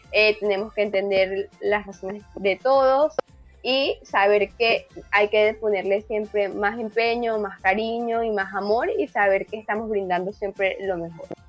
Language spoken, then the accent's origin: Spanish; Acarigua, Portuguesa, Venezuela; now in Chile; en Venezuela y en Acarigua, que es de donde yo soy, de Estado Portuguesa